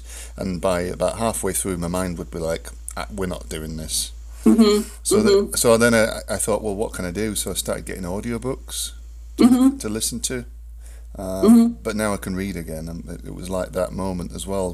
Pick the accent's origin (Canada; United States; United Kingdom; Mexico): United Kingdom; England; I'm English